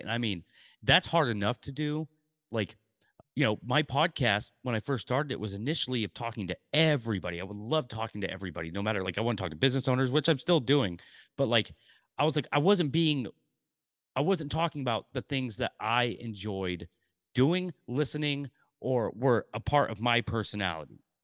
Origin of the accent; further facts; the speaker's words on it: Portland, United States; when I was three, we moved to Portland, and I grew up in Portland